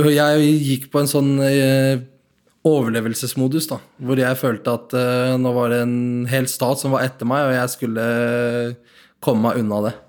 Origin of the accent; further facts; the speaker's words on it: Nador, Oriental, Morocco; now in Norway; jeg blei kjørt inn fra Nador, der jeg er fra